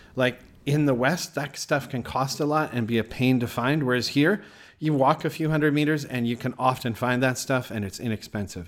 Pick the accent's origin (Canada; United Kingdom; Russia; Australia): Canada; moved away; I'm from Canada